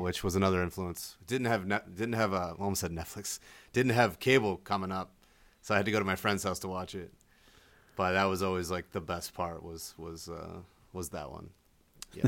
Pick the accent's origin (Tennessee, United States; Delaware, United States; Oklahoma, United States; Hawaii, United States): Delaware, United States; moved away; also born or lived in Miami / New Mexico; I grew up in Delaware